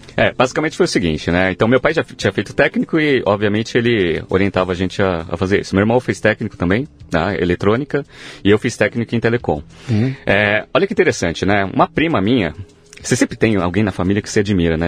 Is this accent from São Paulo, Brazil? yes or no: yes; São Paulo, Brazil; Eu nasci em São Paulo mesmo